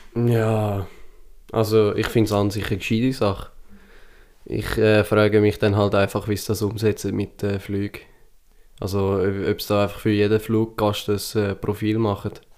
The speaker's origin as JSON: {"language": "German", "country": "Switzerland", "said": "Selber sind wir Schweizer"}